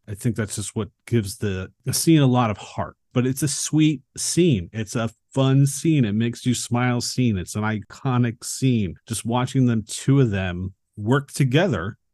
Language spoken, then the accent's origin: English; Philadelphia, Pennsylvania, United States; I grew up in Philadelphia, but I didn't live, like, in, in the city. I lived outside of it